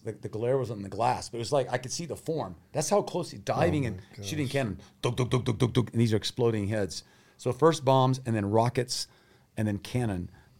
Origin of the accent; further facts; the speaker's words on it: Thailand; I grew up in Thailand as a missionary kid. My parents are still missionaries.